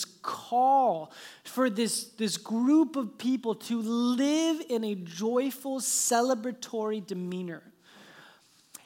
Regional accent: Phoenix, Arizona, United States; moved away; I was born in Phoenix

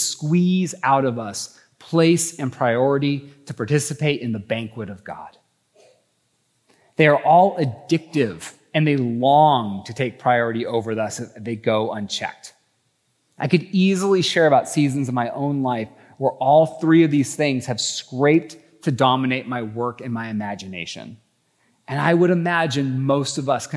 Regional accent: Idaho, United States; I think I'm from Idaho

